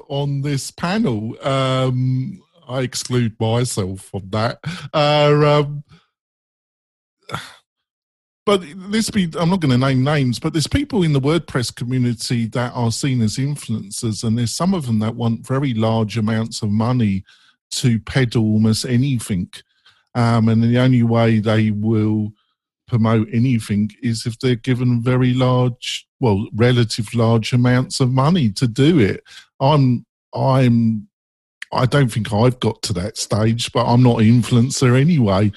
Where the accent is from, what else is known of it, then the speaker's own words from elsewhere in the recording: England, United Kingdom; I'm English